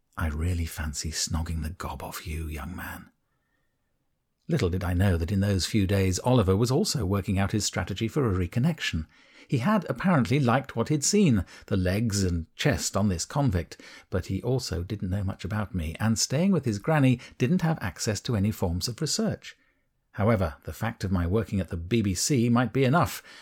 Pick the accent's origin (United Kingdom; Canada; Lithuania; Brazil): United Kingdom; I, being British